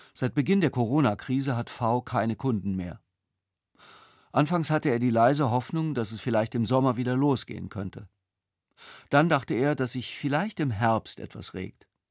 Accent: Germany; ich als Deutscher

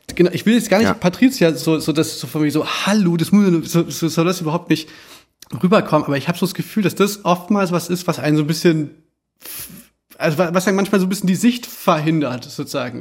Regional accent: Germany; wir als Deutsche

